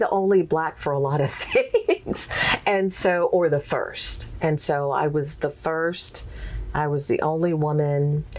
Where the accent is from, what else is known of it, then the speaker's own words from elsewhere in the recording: Texas, United States; accent: Texas twang; And so, yeah, I didn't quite have the Texas twang.